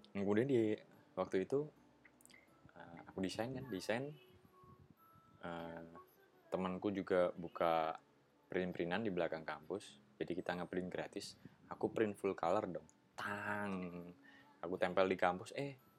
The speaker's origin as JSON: {"language": "Indonesian", "town": "Yogyakarta", "region": "Special Region of Yogyakarta", "country": "Indonesia", "tie": "born or raised there", "said": "Itu kampung di kota Jogja. Jadi benar-benar kota, nggak pedesaan. Nggak yang rumahnya jauh-jauh gitu, nggak"}